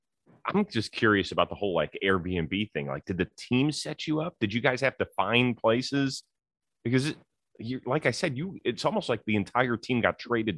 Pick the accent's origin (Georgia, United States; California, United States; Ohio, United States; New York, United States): Ohio, United States; Cleveland; I grew up in Cleveland, Ohio, and it's only like a 4 or 5 hour drive from Toronto. I have never been to Toronto.